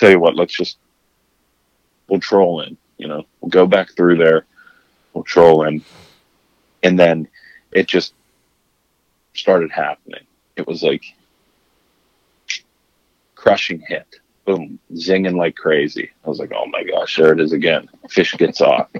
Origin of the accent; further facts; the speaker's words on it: Pittsburgh, Pennsylvania, United States; moved away; we're both from Pittsburgh.